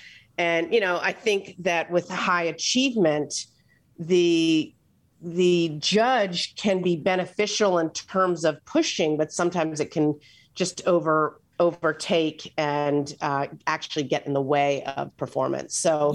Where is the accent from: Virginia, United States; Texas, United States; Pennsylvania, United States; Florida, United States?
Pennsylvania, United States; Philadelphia; born there; But so I was born in Philadelphia.